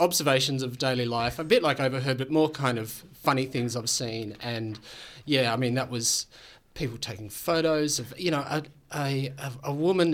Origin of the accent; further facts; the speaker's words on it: Tasmania, Australia; moved away as an adult; now in Melbourne, Australia; I grew up in Tasmania and moved to Melbourne about almost 20 years ago now